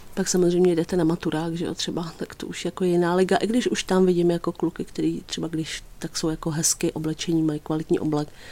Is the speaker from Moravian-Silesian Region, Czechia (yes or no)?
no; Písek, South Bohemian Region, Czechia; já třeba pocházím z Písku